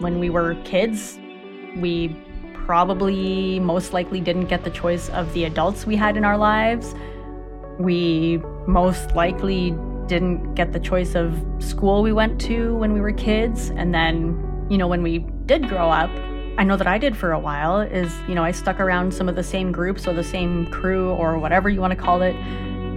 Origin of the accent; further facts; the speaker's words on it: Canada; I'm born in Canada, so I'm Canadian